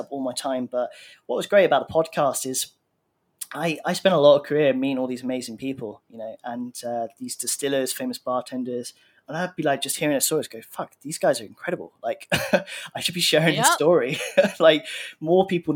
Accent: Brighton, South East England, United Kingdom; now in Thailand; I'm from Brighton, which is near London in the UK.

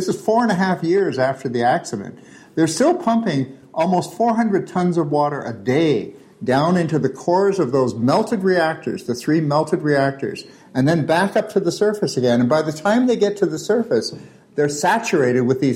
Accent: Toronto, Ontario, Canada; I grew up here in Toronto

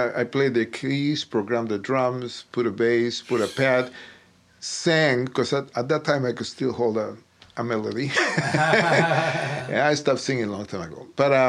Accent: Buenos Aires, Argentina; I was in Buenos Aires, which is my hometown in Argentina.

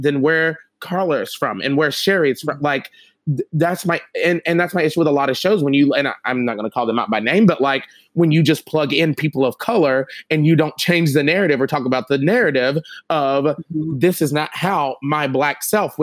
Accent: the South, United States; moved away; I'm from the South

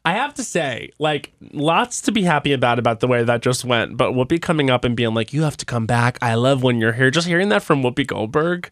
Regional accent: Long Island, New York, United States; I'm from Long Island.

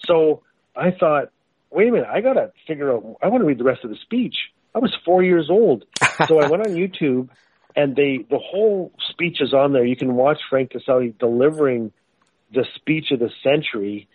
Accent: Fort Smith, Northwest Territories, Canada; I was born and raised in Fort Smith, Northwest Territories in Canada

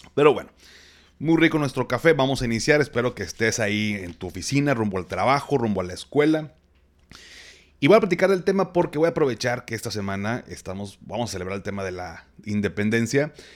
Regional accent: Monterrey, Nuevo León, Mexico; soy regio

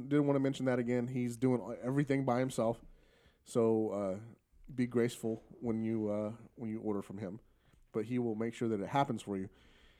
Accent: Texas, United States; I'm from Texas, right?

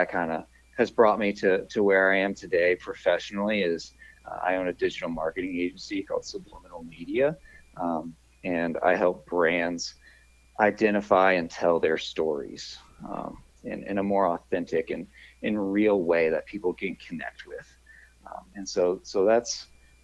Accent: Buford, Georgia, United States; moved away as an adult; now in Denver, United States; I'm originally from Buford, Georgia

